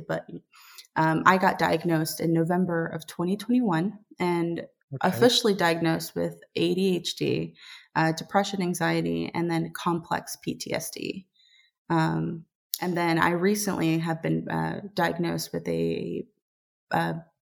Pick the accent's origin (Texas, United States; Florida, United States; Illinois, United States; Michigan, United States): Texas, United States; Dallas; now in Savannah, United States; I was born and raised in Dallas, Texas